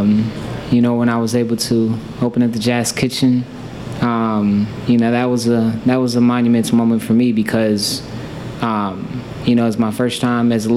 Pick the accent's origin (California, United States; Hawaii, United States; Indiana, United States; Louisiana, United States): Indiana, United States; Indianapolis; I grew up on the west side of Indy, and I was born and raised here